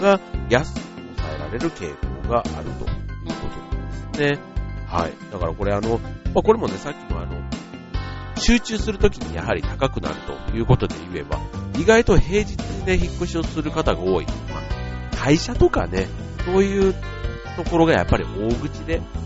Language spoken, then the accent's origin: Japanese; Osaka, Japan; 僕も大阪ですけど